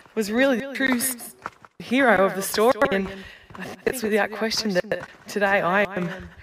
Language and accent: English; Western New South Wales, Australia; I'm from Western New South Wales, farm girl.